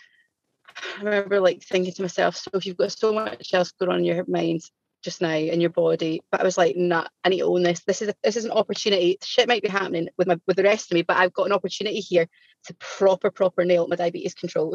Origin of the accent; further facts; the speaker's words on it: Scotland, United Kingdom; I'm Scottish and I'm aware I speak really, really fast